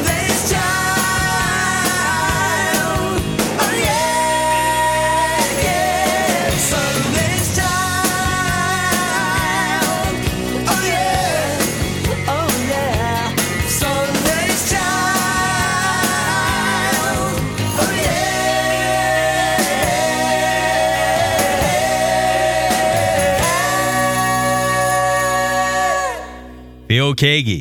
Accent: Nashville, Tennessee, United States; moving to my hometown, Nashville, Tennessee

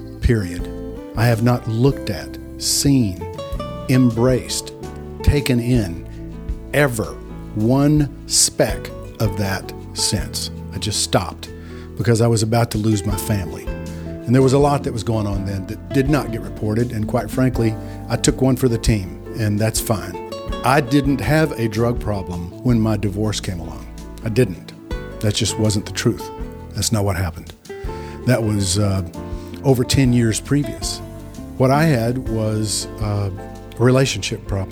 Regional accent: Texas, United States; I'm a redneck from Texas

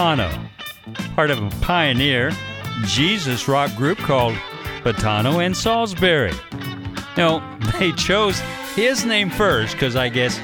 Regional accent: Carbondale, Illinois, United States; Southern Illinois University in Carbondale, Illinois, my hometown.

